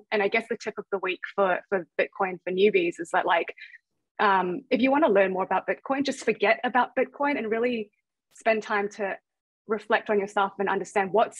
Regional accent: Thailand; now in New Zealand; I come from Thailand and I moved to New Zealand to get a better education

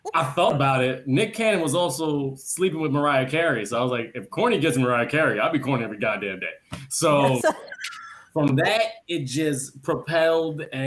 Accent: Jamaica; I'm Jamaican

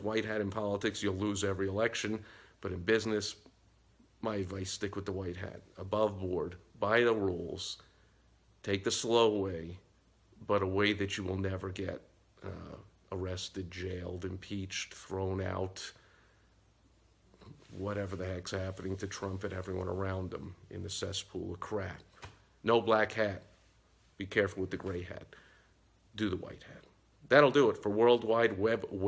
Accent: New York, United States; growing up in New York

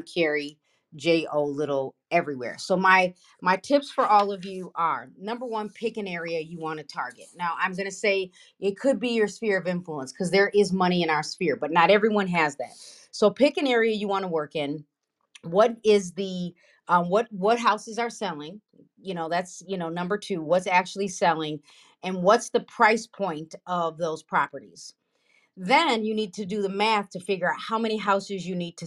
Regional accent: Broadview, Illinois, United States; I grew up in Broadview, Illinois. I don't live in Broadview, Illinois anymore

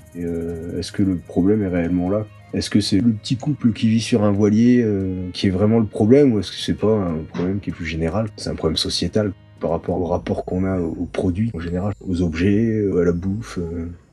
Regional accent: Saint-Raphaël, Provence-Alpes-Côte d'Azur, France; moved away as an adult; also born or lived in Saint-Brieuc; moi je viens du Var, Saint-Raphaël. J'ai grandi là-bas jusqu'à 22 ans

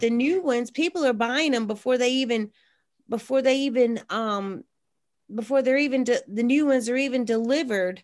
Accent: South Mississippi, United States; when I was growing up in South Mississippi

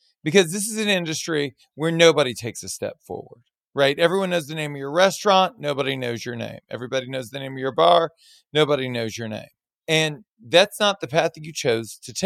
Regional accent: Baton Rouge, Louisiana, United States; I was born and raised in Baton Rouge.

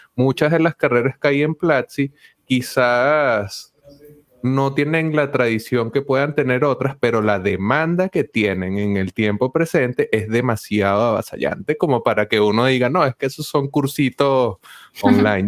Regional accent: Venezuela; yo también soy venezolano

